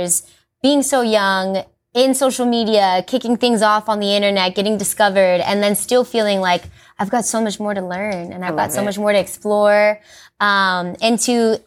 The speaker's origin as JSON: {"language": "English", "town": "Inglewood", "region": "California", "country": "United States", "tie": "born or raised there", "said": "born and raised in Inglewood. I'm an LA girl, but I'm also Mexican and very proud to be."}